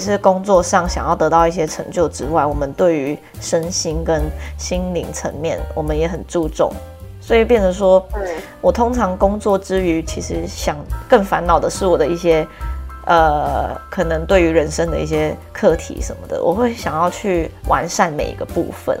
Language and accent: Chinese; Taiwan; moved away as an adult; also born or lived in Canada / France; 我现在是加拿大人， 可是我也是台湾人